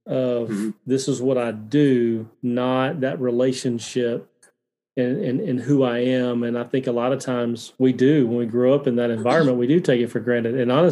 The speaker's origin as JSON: {"language": "English", "region": "Alabama", "country": "United States", "tie": "born or raised there", "said": "I grew up in Alabama, very similar. I went to church Sunday morning, Sunday night, Wednesday night as well."}